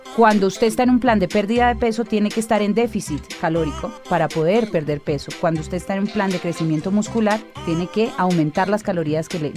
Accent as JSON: {"language": "Spanish", "town": "Cali", "region": "Valle del Cauca", "country": "Colombia", "said": "como buena caleña"}